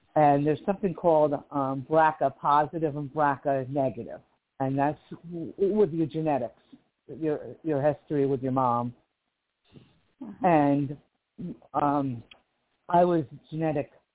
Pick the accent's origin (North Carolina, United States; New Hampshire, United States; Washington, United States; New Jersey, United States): New Jersey, United States; Livingston; now in Kern County, California, United States; I'm from Livingston, New Jersey, originally, which is on the East Coast